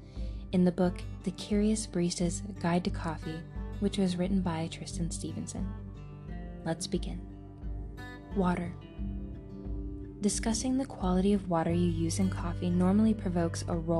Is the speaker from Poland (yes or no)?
no; Cornwall, South West England, United Kingdom; moved away; also born or lived in London; I grew up in Cornwall, in the rural southwest of the UK